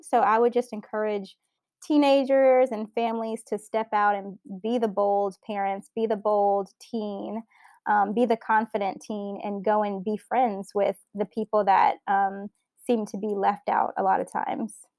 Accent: South Louisiana, United States; now in San Francisco, United States; I grew up in South Louisiana

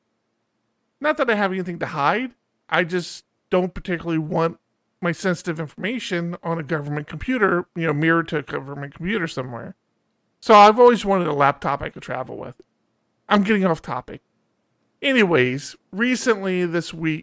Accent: Maryland, United States; moved away; I'm originally from Maryland, hence why I'm an Orioles fan.

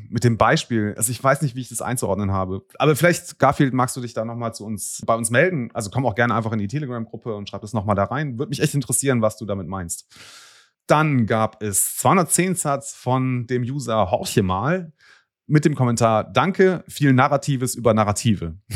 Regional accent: Bonn, North Rhine-Westphalia, Germany; ich komme aus Bonn, mache es jetzt mal publik, diese Stadt ist enorm gewachsen in der Gründerzeit.

